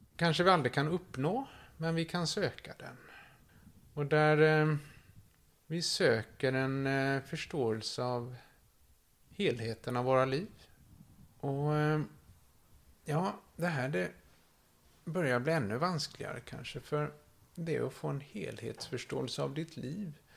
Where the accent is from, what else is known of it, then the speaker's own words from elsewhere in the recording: Kullavik, Västra Götaland, Sweden; Har vuxit upp här i Kullavik, två mil från Göteborg